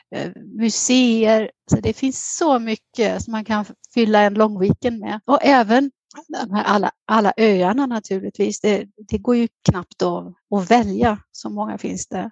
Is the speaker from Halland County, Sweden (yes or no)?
no; Västergötland, Västra Götaland, Sweden; moved away as an adult; now in Athens, Greece; jag är född och uppvuxen i Västergötland